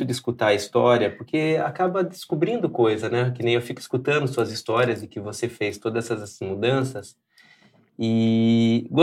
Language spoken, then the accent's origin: Portuguese; Sorocaba, São Paulo, Brazil; moved away as an adult; now in São Paulo, Brazil; eu vim de Sorocaba e vim enfrentar São Paulo. Sim, esse monstro. Com 18 cidade, anos.